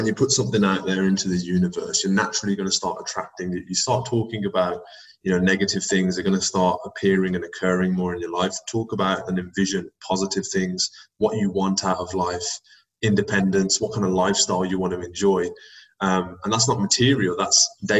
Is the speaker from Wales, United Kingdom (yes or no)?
no; Birmingham, West Midlands, United Kingdom; also born or lived in United States; in my hometown, in my city